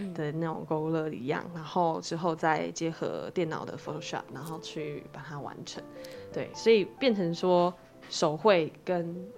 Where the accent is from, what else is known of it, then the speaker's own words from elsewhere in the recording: Caotun, Nantou County, Taiwan; 我们是南投人，那嗯。我们其实住在草屯